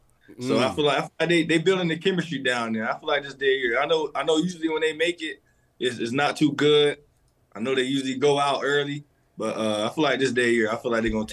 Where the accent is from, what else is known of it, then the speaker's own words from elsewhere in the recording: Fort Lauderdale, Florida, United States; South Florida, Fort Lauderdale.